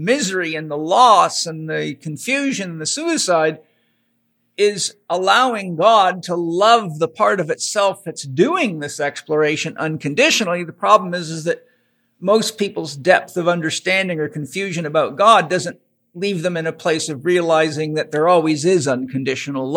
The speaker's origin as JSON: {"language": "English", "area": "Vancouver Island", "region": "British Columbia", "country": "Canada", "tie": "born or raised there", "said": "I grew up on Vancouver Island, British Columbia, and I was a faller in logging camps"}